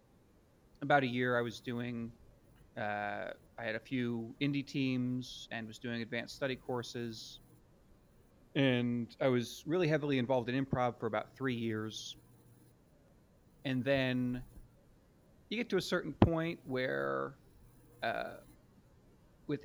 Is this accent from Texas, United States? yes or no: no; Lancaster, Pennsylvania, United States; born or raised there; moved away as an adult; also born or lived in Montgomery County, Pennsylvania / Hatfield / Souderton / Harleysville; now in New York City, United States